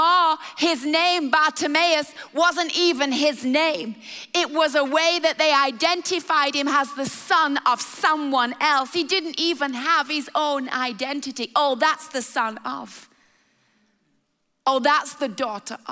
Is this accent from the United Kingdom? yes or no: yes; England, United Kingdom; I love England, and I love the part of the world that we are from and are born and raised